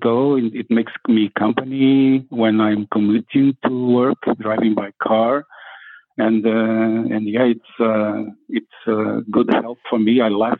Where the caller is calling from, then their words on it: Portugal; I'm calling from Portugal. Yeah, I'm calling from Portugal.